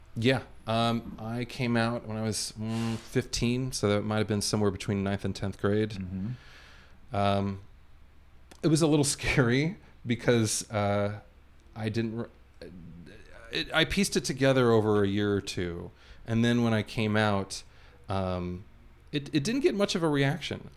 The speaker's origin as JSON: {"language": "English", "town": "Los Angeles", "region": "California", "country": "United States", "tie": "born or raised there", "said": "born and raised here in LA. Never lived anywhere else."}